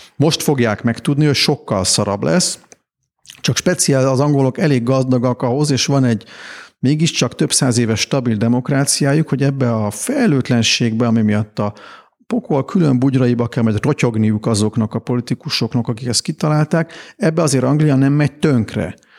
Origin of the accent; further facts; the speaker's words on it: Hungary; én, mint magyar ember